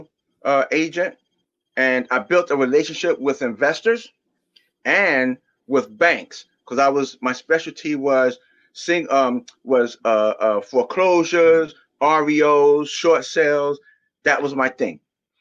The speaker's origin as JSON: {"language": "English", "town": "New York City", "region": "New York", "country": "United States", "tie": "born or raised there", "moved": "as an adult", "lives_now": "New Jersey, United States", "said": "I was born in Brooklyn, New York."}